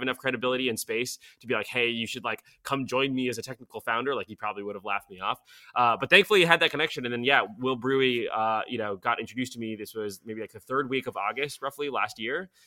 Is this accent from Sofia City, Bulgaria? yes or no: yes; Sofia, Sofia City, Bulgaria; English is a second language; now in United States; I was born in Sofia, uh, and sort of fled the fall of the communist regime there by getting into Caltech.